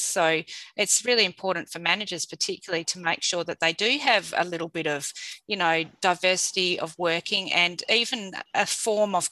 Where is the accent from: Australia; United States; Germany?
Australia; Perth, Western Australia; living and having been grown up in Perth and born in Perth